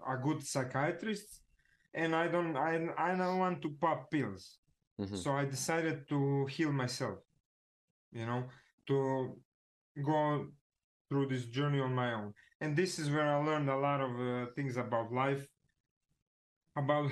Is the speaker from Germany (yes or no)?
no; Zagreb, City of Zagreb, Croatia; I'm from Zagreb, right? It's like Croatia